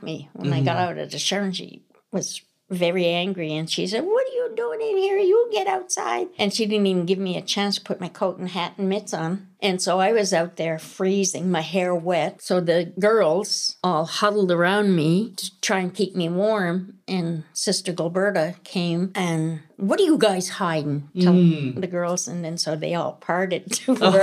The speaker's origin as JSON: {"language": "English", "town": "Lennox Island", "region": "Prince Edward Island", "country": "Canada", "tie": "born or raised there", "said": "Growing up on Lennox Island"}